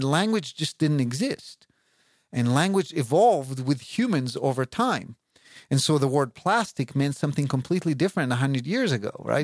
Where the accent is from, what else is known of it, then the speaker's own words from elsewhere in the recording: Israel; moved away; I grew up in Israel, and I know Hebrew